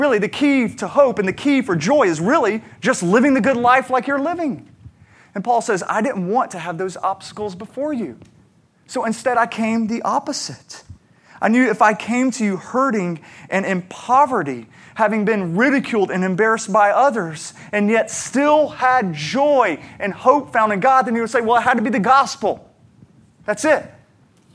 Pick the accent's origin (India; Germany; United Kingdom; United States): United States; me being an American with a good job, a good home, a good education